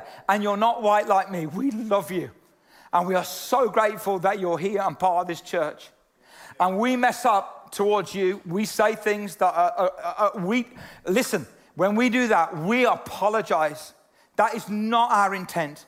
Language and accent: English; United Kingdom; I'm British and kind of proud to be British sometimes